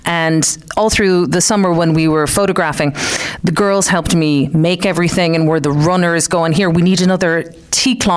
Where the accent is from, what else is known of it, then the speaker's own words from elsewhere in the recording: Clare, Munster, Ireland; moved away as an adult; also born or lived in Detroit, United States; now in West Limerick, Ireland; I was born in Detroit, but I grew up in Clare, out the back of the airport. So I'm really from Clare, up the banner